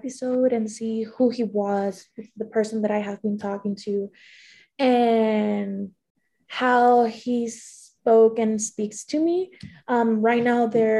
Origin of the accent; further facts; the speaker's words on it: Maracaibo, Zulia, Venezuela; moved away as an adult; I was moving from Venezuela, but I'm kind of like, I'm from Maracaibo, another city.